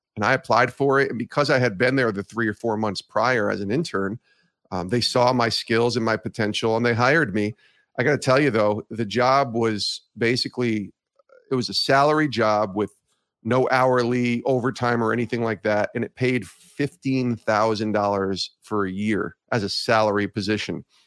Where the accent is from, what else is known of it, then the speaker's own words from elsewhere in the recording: Ravena, New York, United States; also born or lived in Auburn, New York; I grew up in Albany, actually in Ravenna